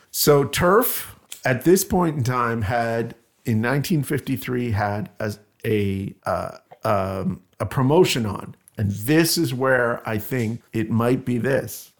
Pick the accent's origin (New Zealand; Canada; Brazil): Canada; I'm Canadian